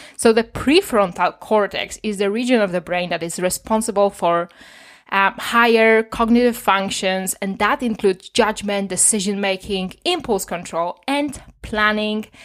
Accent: Poland; as a child, I saw a lot of alcoholism on the street because I'm from Poland

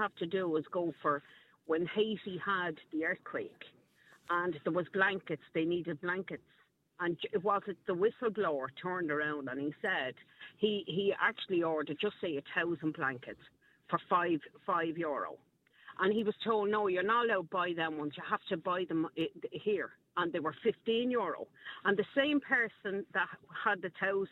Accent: Dublin, Leinster, Ireland; I'm actually from Crumlin.

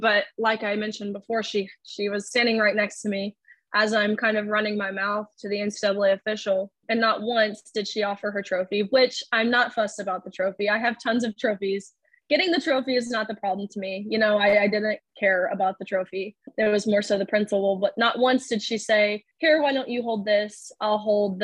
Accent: Nashville, Tennessee, United States; now in Lexington, United States; Moving to Lexington, I wasn't obviously extremely familiar with that area as I'm from Nashville.

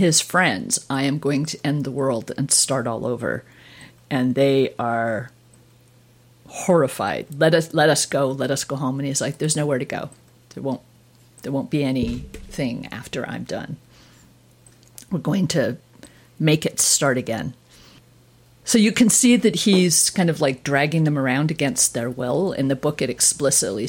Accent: Toronto, Ontario, Canada; growing up in Toronto

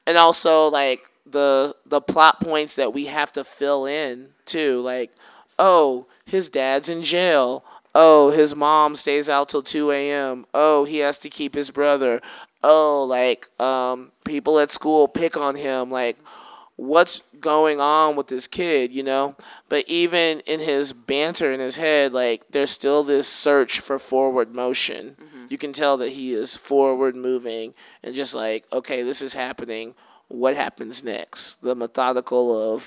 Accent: Alabama, United States; also born or lived in Bay Area; now in Oakland, United States; growing up in Alabama

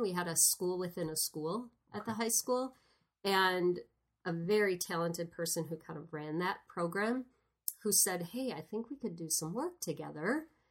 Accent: Sparta, Wisconsin, United States; where I grew up in Sparta, Wisconsin

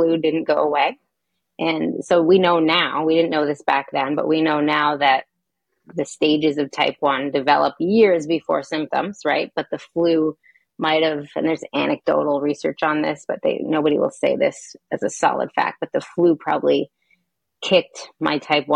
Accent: Hanover, New Hampshire, United States; I grew up in Hanover, New Hampshire

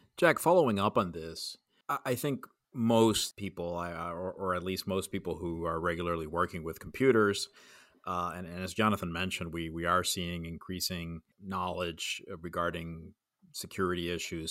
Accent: Puerto Rico; I grew up in Puerto Rico

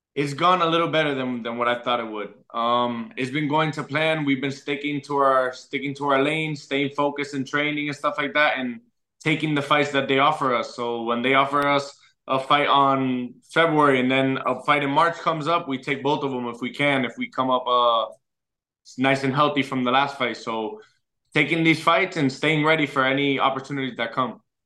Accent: Orlando, Florida, United States; also born or lived in Puerto Rico; my hometown

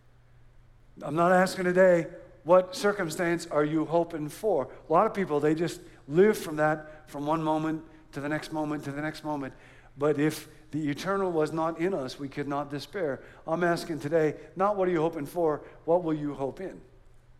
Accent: Rockford, Illinois, United States; moved away; I grew up in Rockford, Illinois

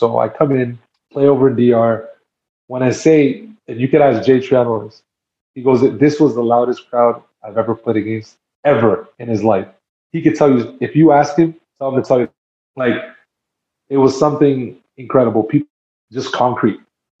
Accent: Canada; born there; I'm half Dominican, like my family. I was born in Canada, but my family roots are Dominican, right?

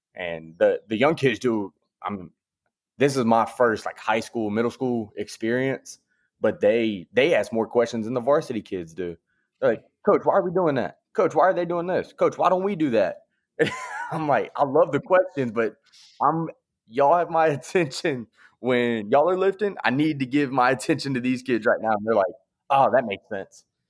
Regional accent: Clayton County, Georgia, United States; I'm from Clayton County, Georgia. I went to Lovejoy High School

